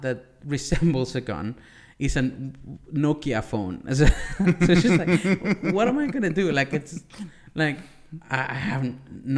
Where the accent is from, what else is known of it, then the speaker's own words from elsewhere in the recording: Maracaibo, Zulia, Venezuela; moved away; it's Maracaibo, my hometown